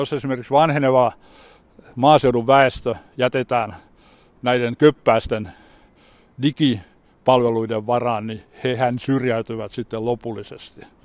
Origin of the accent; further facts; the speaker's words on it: Turku, Southwest Finland, Finland; moved away as an adult; also born or lived in Seinäjoki; now in Vaasa, Finland; Minähän olen kotoisin Turusta Nummenmäeltä, joka oli minun nuoruudessani ylpeä työläiskaupungin osa